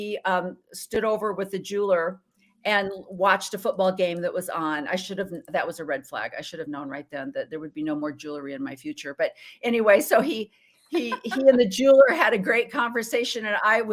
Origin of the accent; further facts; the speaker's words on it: Illinois, United States; also born or lived in Oregon / Washington; now in Arizona, United States; I was born and raised in Illinois, Midwest, corn country.